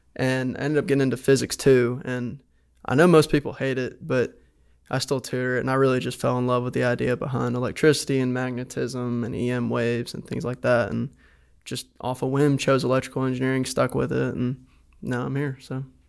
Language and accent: English; Decatur, Alabama, United States; Decatur, Alabama